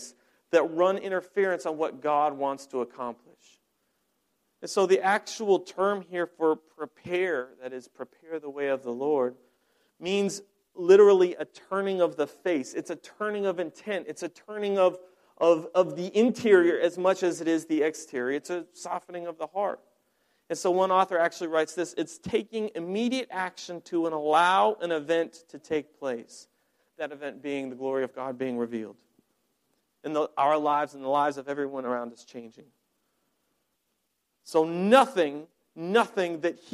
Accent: Colorado, United States; moved away; I'm from Colorado originally. I grew up on a ranch.

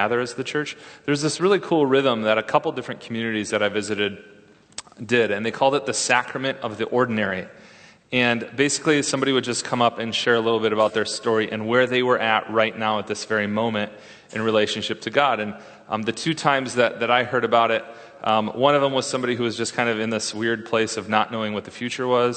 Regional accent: West Michigan, United States; now in Redlands, United States; West Michigan, like my hometown

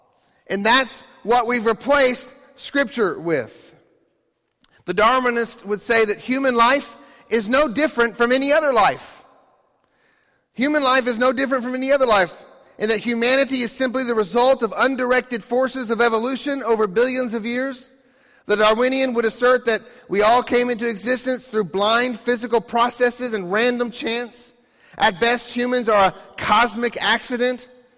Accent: Ecuador; you guys knew I grew up in Ecuador, and one of a very life-changing experience for me was to go to the Galapagos Islands in Ecuador

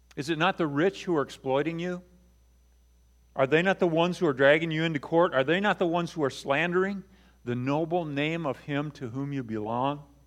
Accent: Buchanan, Michigan, United States; I grew up in Buchanan, but I have some roots in South Bend on my mom's side

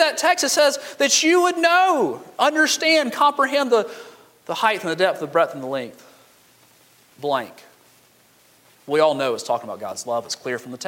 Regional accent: Montgomery, Alabama, United States; I grew up in Montgomery where everybody's foundation is cracked

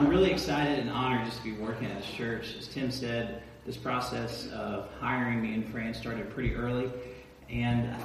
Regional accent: Atlanta, Georgia, United States; also born or lived in Athens, Georgia; I'm from Atlanta. I grew up there.

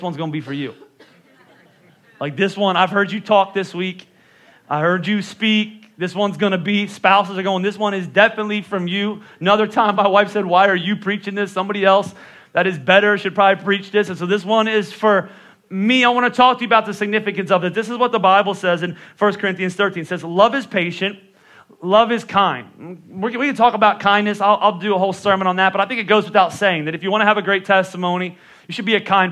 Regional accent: Northeast, United States; also born or lived in Texas; I'm from the Northeast

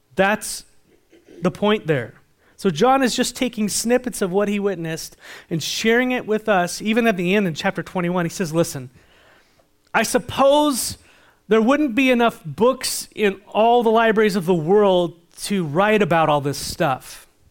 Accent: San Diego, California, United States; I grew up in San Diego

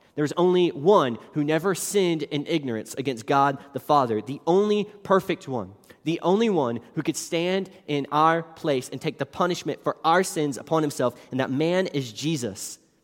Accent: West Virginia, United States; moved away as an adult; I grew up in West Virginia, until I was eighteen years old

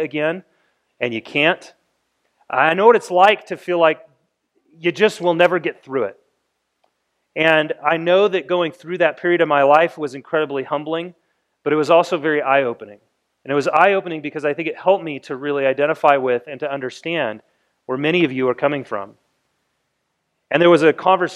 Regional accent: United States; as American people

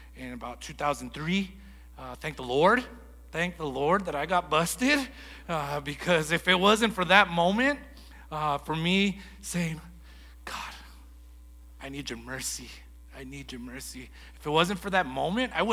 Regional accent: Lordsburg, New Mexico, United States; also born or lived in Las Cruces, New Mexico; I grew up in Lordsburg, New Mexico, where I had two amazing parents.

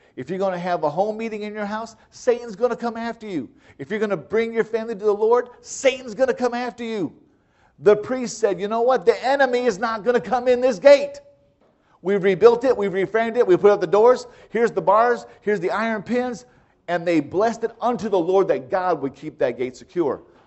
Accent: United States; as an American, I never heard of dedicating your house

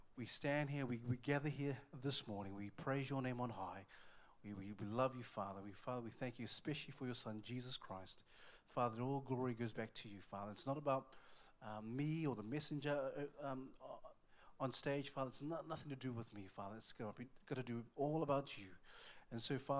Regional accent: Auckland, New Zealand; I'm from Auckland, New Zealand

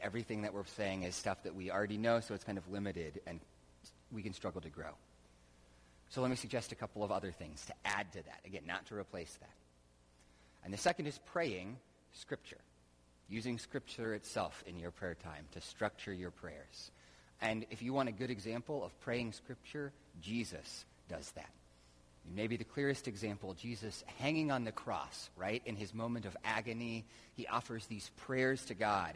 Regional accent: United States; we grew up just in America

